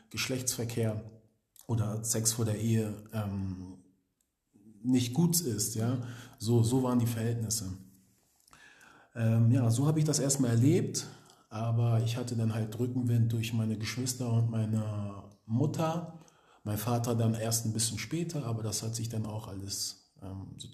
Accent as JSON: {"language": "German", "region": "Hamburg", "country": "Germany", "said": "wir kommen aus Hamburg, das ist so ein Dorf, wo jeder jeder kennt."}